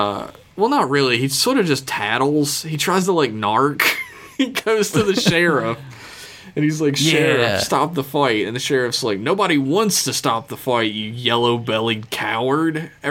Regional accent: the South, United States; I grew up in the South

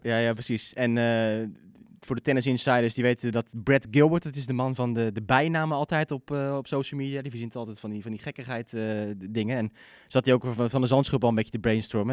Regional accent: Netherlands; als Nederlanders

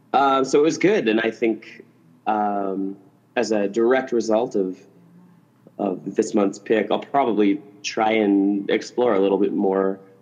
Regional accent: Canada; I was born and raised in Canada. There's no friggin' palm trees and like it's just it's cold for 6 months of the year.

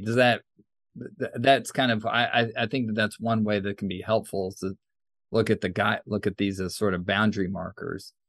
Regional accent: United States; growing up in the United States

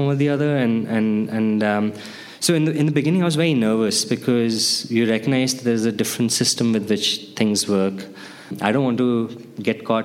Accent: India; I grew up during my puberty, MTV came into India

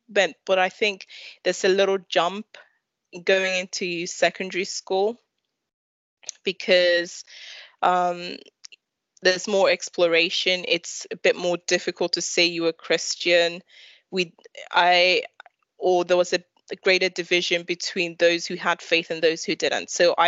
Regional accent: London, United Kingdom; Well, so in my primary school, it was very interesting because in East London, there were

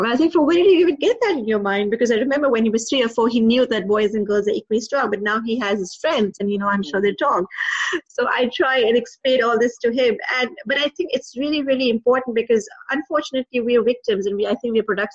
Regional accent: Pakistan; moved away; also born or lived in Dubai; I'm originally from Pakistan, then I moved to Dubai.

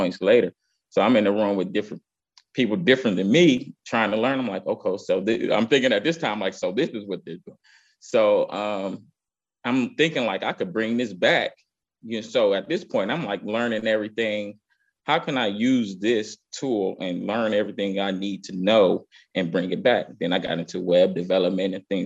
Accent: Cleveland, Ohio, United States; I grew up in Cleveland, Cleveland's East Side, primarily like the St. Clair area

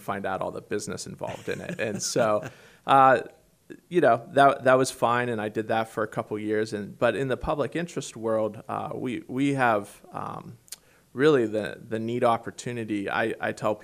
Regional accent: Pittsburgh, Pennsylvania, United States; also born or lived in Washington, D.C.; I'm a native of the Great Commonwealth here, although the western part, and I grew up around Pittsburgh, Pennsylvania

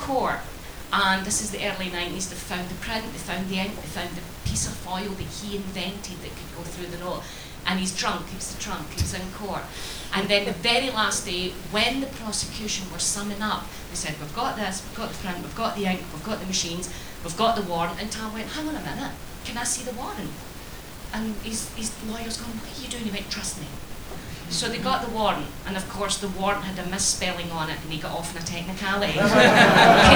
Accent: Glasgow, Scotland, United Kingdom; I come from the East End of Glasgow

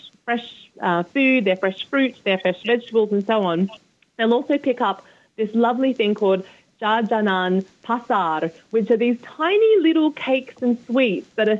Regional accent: Sydney, New South Wales, Australia; moved away as an adult; now in London, United Kingdom; growing up in Sydney, Australia

